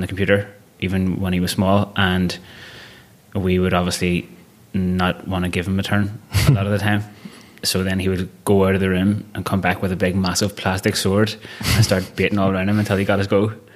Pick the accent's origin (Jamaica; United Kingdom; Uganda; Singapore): United Kingdom; Belfast, Northern Ireland; first language Irish; English is a second language; moved away; I was born in 1985 in Belfast and grew up in West Belfast